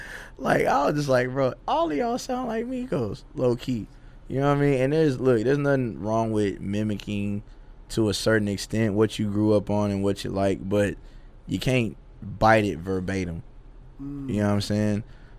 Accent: the South, United States; with a southern twist, because I'm from the South.

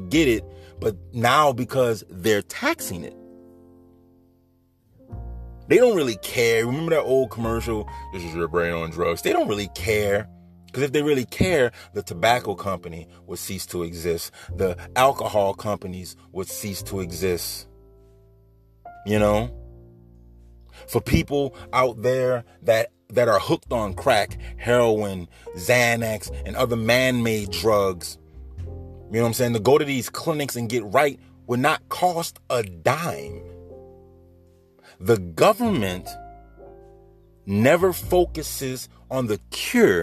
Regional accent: Bridge City, Louisiana, United States; also born or lived in Baton Rouge, Louisiana / New Orleans, Louisiana; I was born right here in Louisiana. You hear me? Baton Rouge, Louisiana, to be exact. Moved to New Orleans as a child, raised in Bridge City.

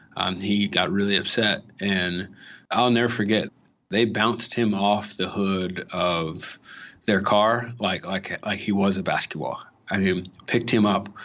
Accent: Los Angeles, California, United States; born or raised there

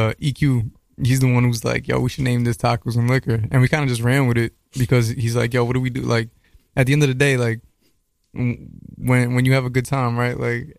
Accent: New York City, New York, United States; I'm from Astoria, Queens.

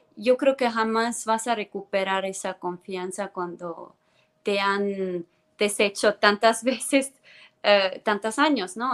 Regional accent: Tallinn, Harju County, Estonia; first language Estonian; Spanish is a second language; moved away as an adult; now in Mexico; yo soy de Tallinn, Estonia. Tallinn es la capital de Estonia. Yo crecí en Tallinn

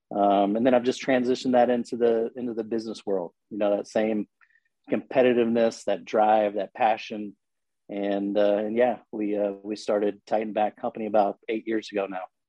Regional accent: Logansport, Indiana, United States; moved away as an adult; now in Indianapolis, United States; I grew up in Logansport, Indiana

